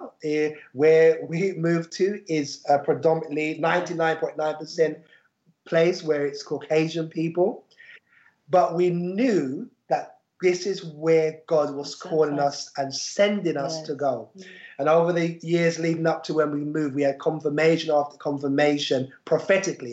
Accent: London, United Kingdom; moved away as an adult; now in Kent coast, United Kingdom; We're from London, just like Abigail. We're Londoners born and bred

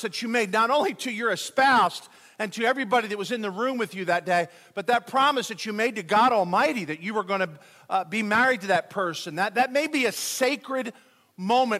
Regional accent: Philadelphia, Pennsylvania, United States; moved away; I'm from Philadelphia

